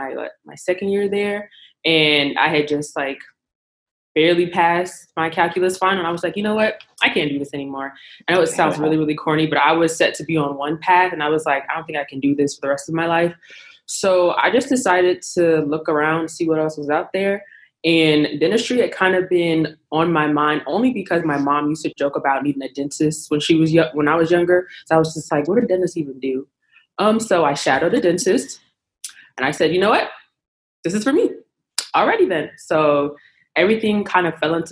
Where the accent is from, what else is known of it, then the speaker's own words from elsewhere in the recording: Powder Springs, Georgia, United States; I am from Powder Springs, Georgia